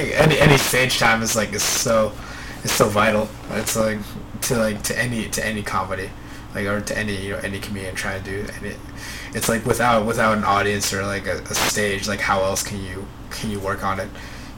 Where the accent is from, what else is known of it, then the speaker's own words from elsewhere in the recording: Chicago, Illinois, United States; Oh wait, yeah, I grew up in Chicago.